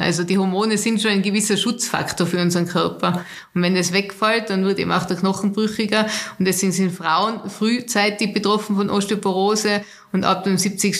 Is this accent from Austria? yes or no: yes; Austria; bei uns in Österreich